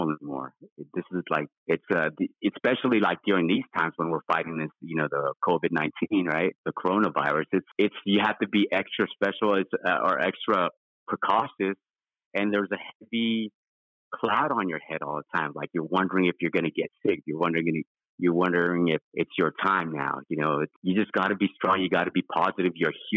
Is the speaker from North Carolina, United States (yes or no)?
no; Los Angeles, California, United States; also born or lived in Philippines; growing up in Los Angeles, being they call it Balakbaya, and that means I came from the Philippines over here. When I came over here at a young age, I grew up all over Los Angeles